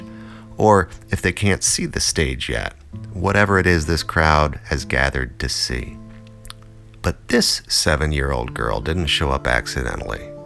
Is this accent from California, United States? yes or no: no; Buffalo, New York, United States; moved away as an adult; also born or lived in New Jersey; my first full year back in my hometown after 25 years in New Jersey. As a little kid, some of my first memories of Buffalo, New York